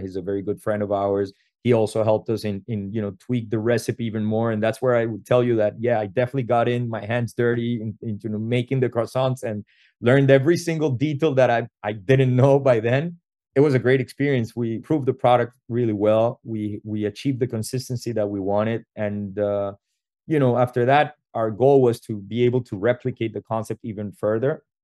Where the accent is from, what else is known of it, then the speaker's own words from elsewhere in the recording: Venezuela; moved away as an adult; we come from Venezuela originally